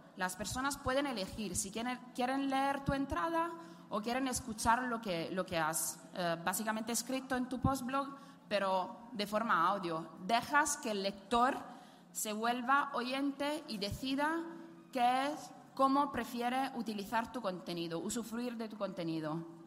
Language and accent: Spanish; Italy; accent: Italian; Spanish is a second language; moved away